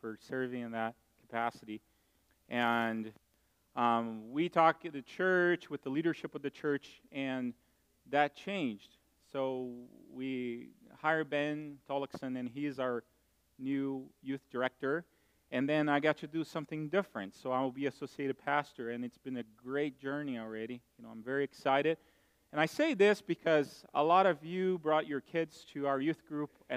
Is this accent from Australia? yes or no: no; Brazil; moved away; I grew up in Brazil